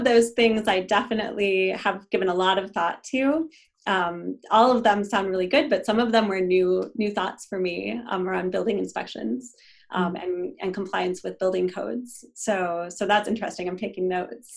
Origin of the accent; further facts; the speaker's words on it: Wisconsin, United States; moved away as an adult; now in Minnesota, United States; I grew up in Wisconsin